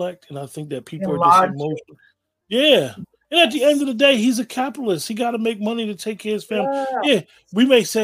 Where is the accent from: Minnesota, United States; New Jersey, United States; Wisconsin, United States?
New Jersey, United States; now in Pennsylvania, United States; growing up in Jersey, Rutgers used to be a smaller university